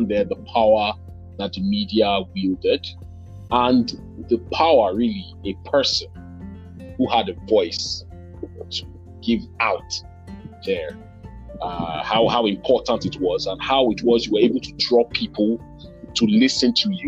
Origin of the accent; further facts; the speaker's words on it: Delta, Nigeria; I'm a Nigerian, from the south region of the country, Delta State precisely.